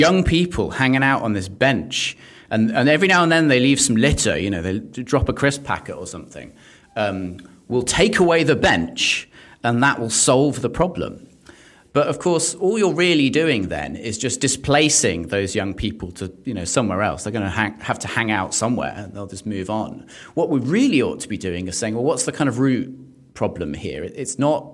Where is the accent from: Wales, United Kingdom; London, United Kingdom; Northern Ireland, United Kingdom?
London, United Kingdom; I'm a Londoner